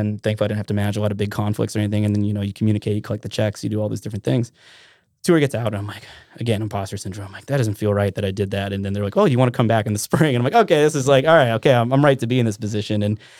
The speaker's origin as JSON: {"language": "English", "town": "Trapper Creek", "region": "Alaska", "country": "United States", "tie": "born or raised there", "also_born_or_lived": "Minnesota / Talkeetna", "said": "I grew up in Trapper Creek."}